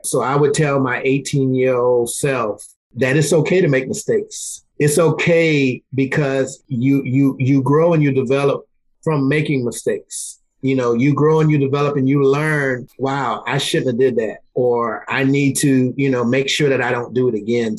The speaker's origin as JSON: {"language": "English", "region": "South Carolina", "country": "United States", "tie": "born or raised there", "moved": "yes", "said": "I'm born and raised in South Carolina, which is four hours from where I live now."}